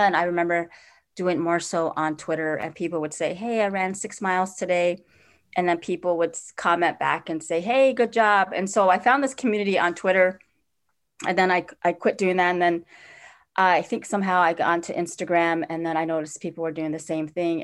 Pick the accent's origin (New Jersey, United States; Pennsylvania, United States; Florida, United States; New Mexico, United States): New Mexico, United States; Four Corners area, northern; also born or lived in Navajo Nation; now in Minneapolis, United States; I grew up in northern New Mexico in the Four Corners area